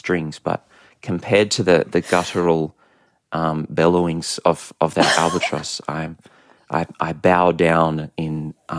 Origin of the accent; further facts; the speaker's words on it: Australia; one of the most awesome things about being Australian is our soundscape. And whenever we've traveled or lived overseas, it's the thing we missed the most about this country.